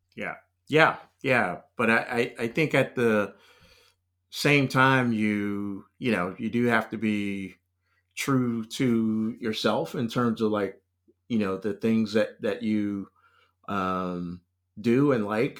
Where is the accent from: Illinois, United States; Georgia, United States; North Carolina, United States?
North Carolina, United States; Raleigh; moved away; also born or lived in Los Angeles; I was born in North Carolina, um, but, uh, you know, essentially, I grew up in, in Raleigh